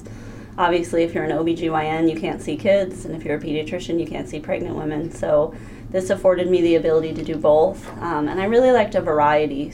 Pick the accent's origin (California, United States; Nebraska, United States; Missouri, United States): Nebraska, United States; Omaha; moved away as an adult; now in Crawford County, United States; I'm originally from Omaha, Nebraska, not too far from here.